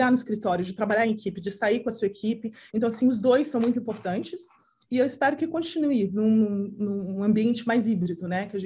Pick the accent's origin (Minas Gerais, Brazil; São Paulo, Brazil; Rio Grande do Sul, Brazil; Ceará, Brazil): São Paulo, Brazil; Santos; moved away; eu adoro estar no Brasil, eu adoro estar com a minha família, é onde você cresceu, né?